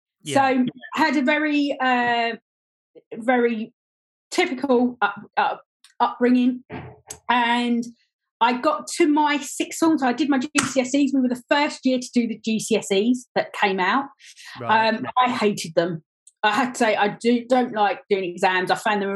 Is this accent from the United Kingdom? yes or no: yes; Gillingham, South East England, United Kingdom; also born or lived in Dartford / Welling; I was born down in Gillingham, down in Kent. And for my first 25 years, I was very much based around Gillingham area, Dartford area, Welling area